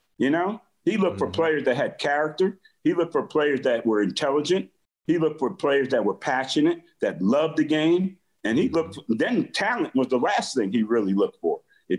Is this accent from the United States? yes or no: yes; South River, New Jersey, United States; I come from South River High School in New Jersey, and it was a big deal to play for football for South River High School.